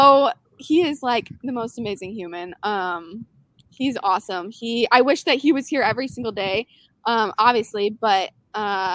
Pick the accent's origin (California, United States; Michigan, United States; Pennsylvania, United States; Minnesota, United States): Michigan, United States; Wixom; moved away as an adult; also born or lived in Utah; now in Georgia, United States; I grew up in Michigan, a city called Wixom. It's about like 30 minutes outside of Detroit